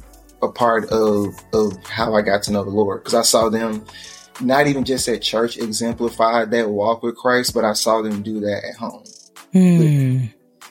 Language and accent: English; Birmingham, Alabama, United States; I'm originally from Birmingham, Alabama